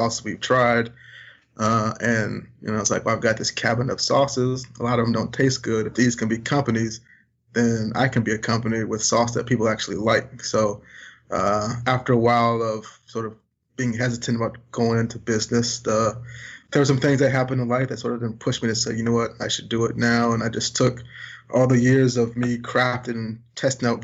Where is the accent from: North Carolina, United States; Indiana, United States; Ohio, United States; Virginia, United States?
Virginia, United States; Richmond; Growing up in Richmond, Virginia, where there's not a lot of barbecue